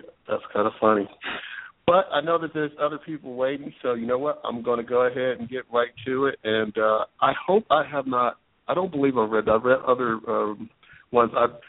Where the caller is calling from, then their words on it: Westerville, Ohio, United States; I'm calling from Westerville, Ohio.